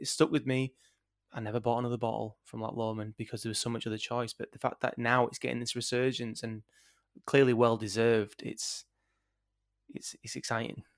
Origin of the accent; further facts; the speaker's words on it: Yorkshire and the Humber, United Kingdom; doing it from Yorkshire, as a Yorkshireman